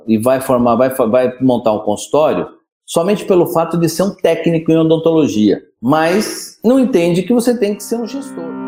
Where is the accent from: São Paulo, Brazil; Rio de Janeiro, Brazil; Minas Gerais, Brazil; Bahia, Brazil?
São Paulo, Brazil; moved away as an adult; now in Ribeirão Preto, Brazil; Eu sou de São Paulo, vim estudar em Ribeirão Preto.